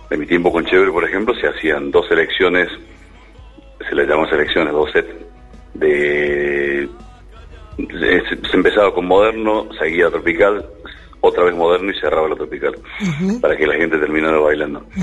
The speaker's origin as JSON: {"language": "Spanish", "town": "Río Cuarto", "region": "Córdoba", "country": "Argentina", "moved": "as an adult", "lives_now": "Córdoba, Argentina", "said": "Yo soy de Río Cuarto."}